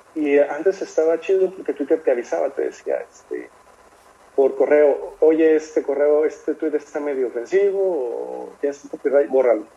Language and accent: Spanish; Mexico; como buen mexicano